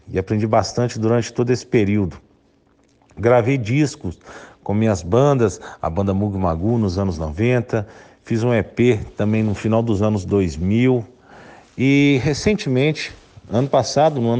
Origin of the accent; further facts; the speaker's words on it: Itabirito, Minas Gerais, Brazil; also born or lived in Belo Horizonte; na minha adolescência, com minhas primeiras bandas na minha cidade natal, Itabirito